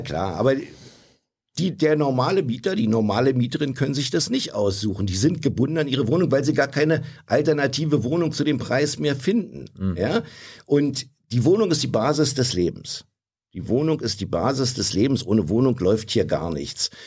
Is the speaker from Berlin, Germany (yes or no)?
yes; Berlin, Germany; ich bin hier aufgewachsen in Berlin. Ich wohne hier seit 68 Jahren